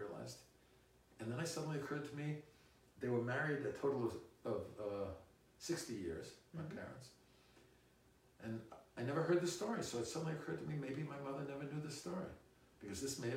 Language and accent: English; London, United Kingdom; I was born in London